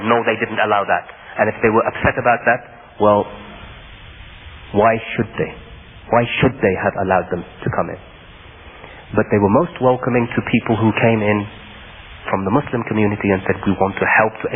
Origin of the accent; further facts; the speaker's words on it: United Kingdom; I am a British citizen born and raised in the United Kingdom.